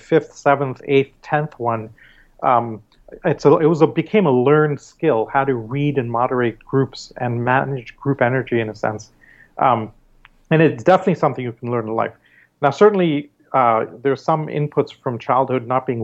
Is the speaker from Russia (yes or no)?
no; Canada; also born or lived in Mumbai, India; Growing up in Canada, and doing my schooling there